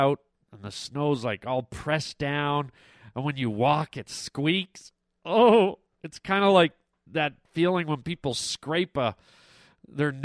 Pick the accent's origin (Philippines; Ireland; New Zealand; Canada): Canada; now in California, United States; growing up in Canada